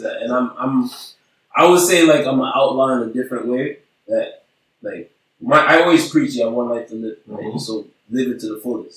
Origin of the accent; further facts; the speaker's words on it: Montreal, Quebec, Canada; I grew up on Walkley in NDG